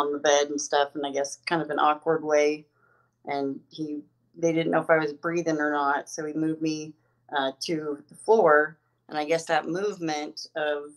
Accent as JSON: {"language": "English", "town": "Twin Falls", "region": "Idaho", "country": "United States", "moved": "as an adult", "lives_now": "Denver, United States", "said": "I'm from Twin Falls, Idaho. Well, more in the rural county or in Buell, Idaho. It's a little town off of Twin Falls, but they're in southern Idaho"}